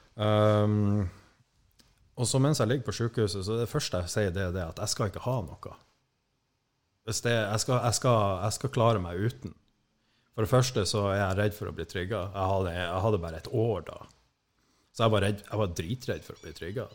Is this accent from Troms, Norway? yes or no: yes; Skånland, Troms, Norway; moved away; egentlig så er jeg jo fra det som heter Skånland før, men etter det her opplegget med sammenslåingen, så heter det vel gjerne Tjeldsund nå